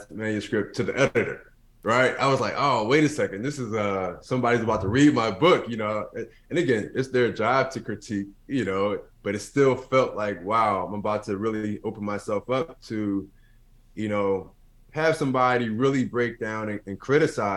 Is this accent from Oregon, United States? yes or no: no; Philadelphia, Pennsylvania, United States; growing up in North Philadelphia, to be exact